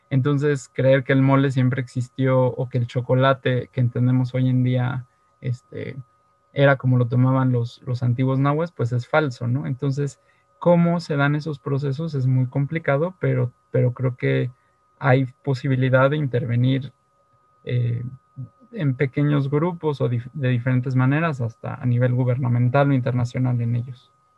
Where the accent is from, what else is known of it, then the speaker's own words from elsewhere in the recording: Mexico; como mexicanos del siglo XX y XXI